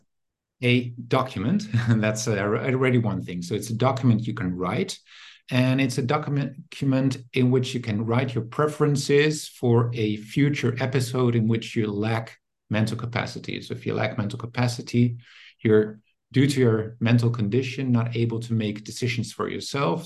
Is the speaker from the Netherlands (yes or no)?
yes; Netherlands; now in Germany; I'm originally from the Netherlands, but I work in Germany now